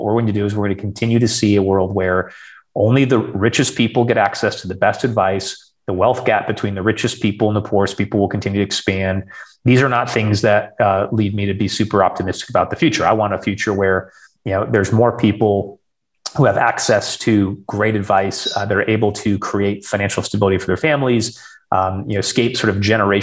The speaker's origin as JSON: {"language": "English", "region": "rural Western Michigan", "country": "United States", "tie": "born or raised there", "said": "born and raised in Michigan."}